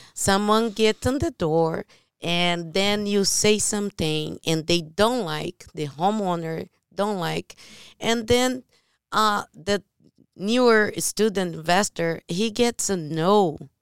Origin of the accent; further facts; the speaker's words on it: Brazil; English is a second language; moved away; I'm from Brazil.